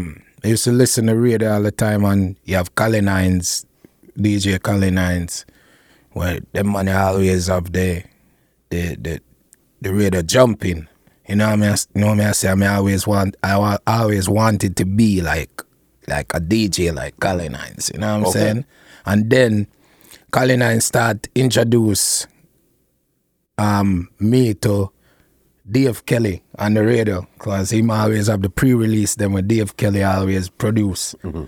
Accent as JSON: {"language": "English", "town": "Portmore", "region": "Saint Catherine Parish", "country": "Jamaica", "tie": "born or raised there", "said": "I mean, it was nice, you know what I mean? With the whole heap of things as a youth, you know, make play a wheel and wire, you know, catch crab"}